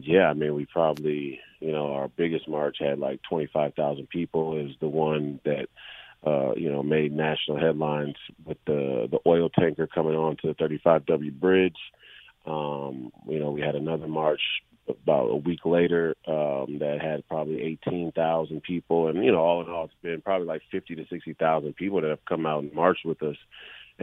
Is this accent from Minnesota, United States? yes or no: yes; Minneapolis, Minnesota, United States; this was my hometown